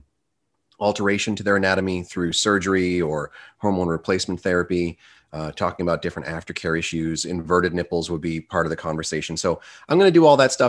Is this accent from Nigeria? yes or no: no; United States; I'm American